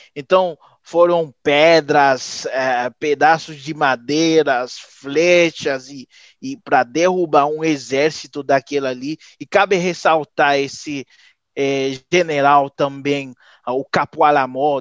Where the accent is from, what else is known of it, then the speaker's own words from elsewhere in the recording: Haiti; Portuguese is a second language; also born or lived in Venezuela / Dominican Republic; now in Brazil; eu saí do Haiti em 2009, faz 12 anos mas desses 12 anos eu estou fazendo sete aqui no Brasil. Eu morei uns quatro na Venezuela e um ano na República Dominicana